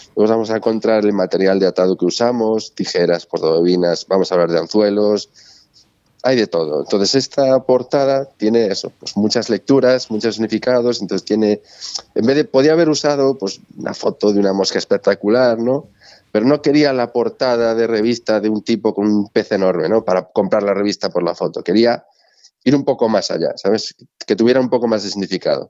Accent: Galicia, Spain; como buen gallego

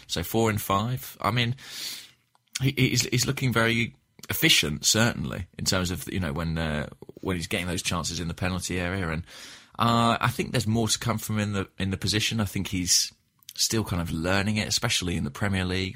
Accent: Watford, East of England, United Kingdom; my hometown, uh, of Watford

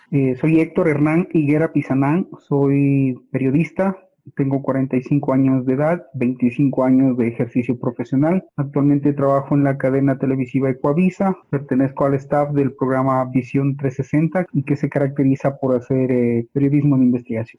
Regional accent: Ecuador; todos como ecuatorianos

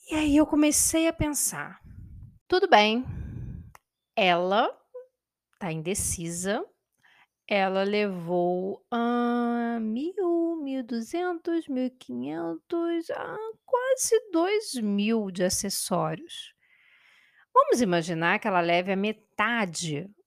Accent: Itaperuna, Rio de Janeiro, Brazil; porque eu sou nascida e criada em Itaperuna. Eu sei que Itaperuna é uma cidade pequena

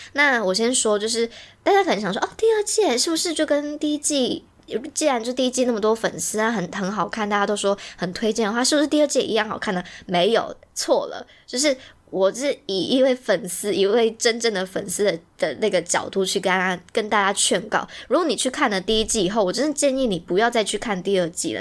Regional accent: Taiwan; 所以身为一个台湾人，就是也是中华元素的人

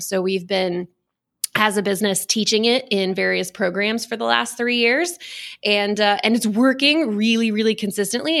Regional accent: Texas, United States; born and raised in Texas

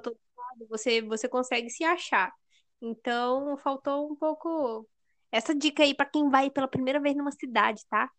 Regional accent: Mato Grosso, Brazil; nós que somos do Mato Grosso, que é 40 graus

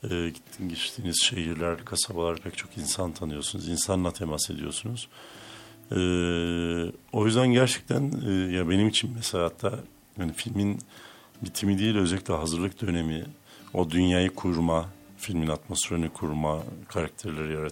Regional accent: Hopa, Artvin, Turkey; also born or lived in Trabzon / Istanbul; E, işte Artvin'de doğdum. Artvin Hopalıyım. E, ee, Trabzon Lisesi mezunuyum. Sonra İstanbul Üniversitesi'nde fizik okudum 4 yıl.

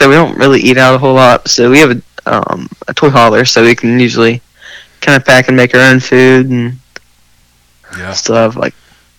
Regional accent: Ohio, United States; now in Kentucky, United States; I was born in Ohio

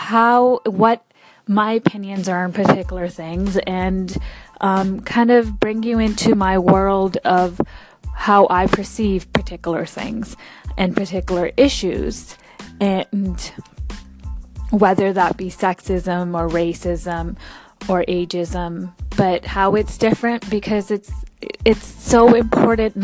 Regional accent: Vancouver, British Columbia, Canada; I was born and raised right here in Vancouver, Canada, to immigrant parents from India.

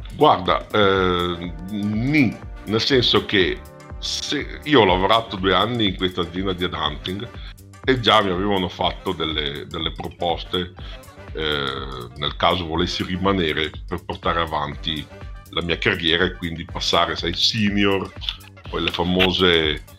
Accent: Padua, Veneto, Italy; also born or lived in Bologna; sono padovano

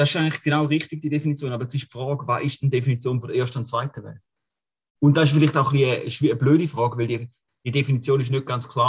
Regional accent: Switzerland; Aber wenn man jetzt als äh, Schweizer Mann, der dienstpflichtig ist und Dienst geleistet hat

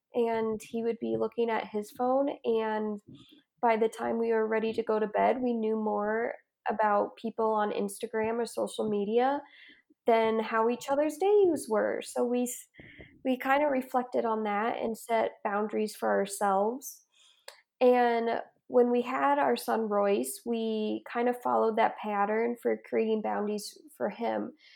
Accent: Ohio, United States; moved away as an adult; now in Utah, United States; I am originally from Ohio, and I moved out here to go to school in Utah

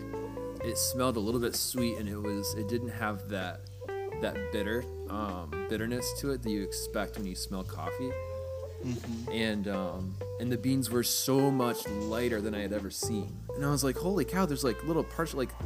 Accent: Michigan, United States; I'm from Michigan, so I went back home for the weekend

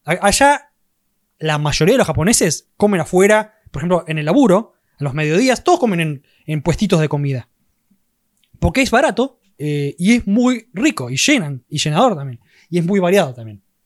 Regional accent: Argentina; más siendo argentino, para nosotros los argentinos

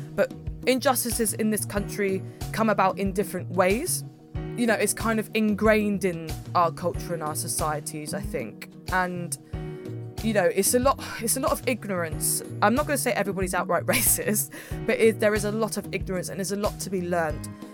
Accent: Milton Keynes, South East England, United Kingdom; I'm from Milton Keynes.

